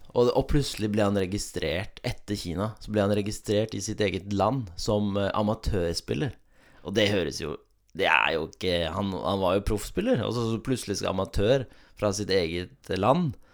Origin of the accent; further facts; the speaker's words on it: Oslo, Norway; now in Vennesla, Norway; jeg er fra Oslo